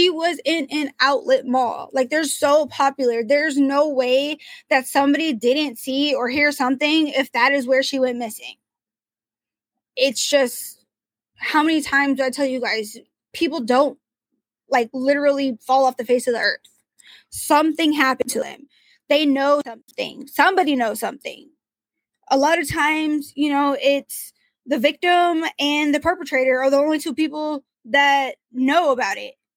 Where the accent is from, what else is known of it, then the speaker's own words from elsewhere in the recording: Portland, Oregon, United States; I'm from Portland, Oregon